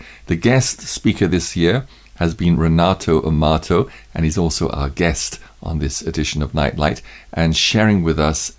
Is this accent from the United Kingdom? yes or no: yes; United Kingdom; moved away as an adult; also born or lived in India; I got saved and left my home country of the UK to go into all the world as a missionary.